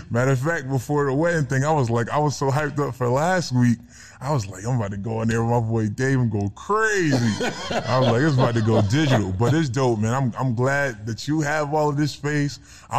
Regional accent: Philadelphia, Pennsylvania, United States; now in Atlanta, United States; I'm a regular bull. I'm a regular dude. I'm from Philly. I'm a regular bull.

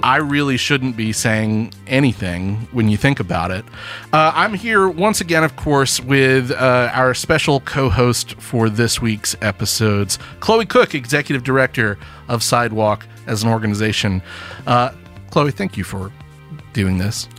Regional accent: Birmingham, Alabama, United States; also born or lived in Tuscaloosa, Alabama; I grew up in Birmingham

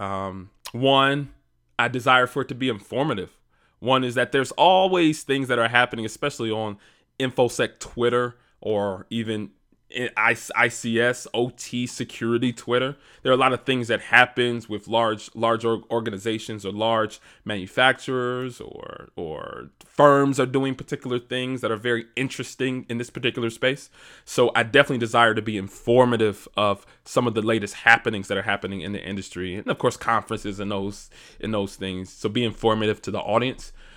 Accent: Detroit, Michigan, United States; born and raised in Detroit, Michigan

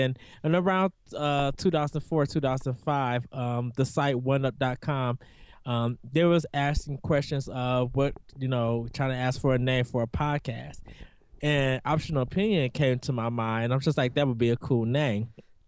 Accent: North Chicago, Illinois, United States; I'm from North Chicago, Illinois.

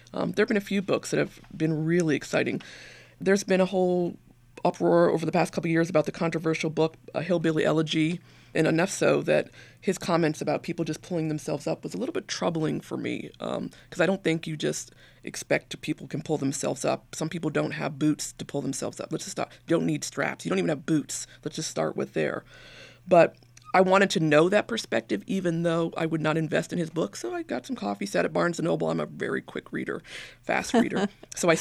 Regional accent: Brookline, Massachusetts, United States; moved away as an adult; also born or lived in Georgia / West Virginia / South Carolina / Washington, D.C.; I grew up in Brookline, Massachusetts, and my mother was a psychologist.

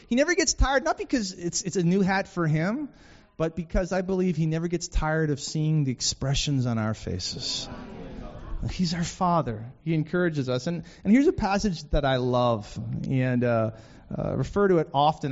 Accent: Vancouver, British Columbia, Canada; moved away as an adult; now in Detroit, United States; I grew up in Vancouver for the first 22 years of my life

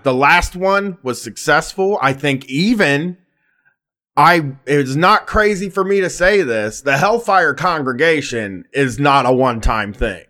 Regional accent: Columbus, Ohio, United States; I have a weird home th-, hometown thing where, like, I wanna be big in my hometown

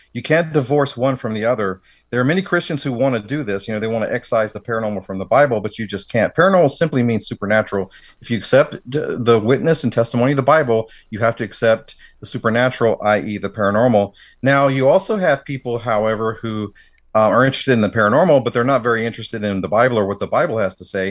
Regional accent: Tennessee, United States; growing up in the South myself

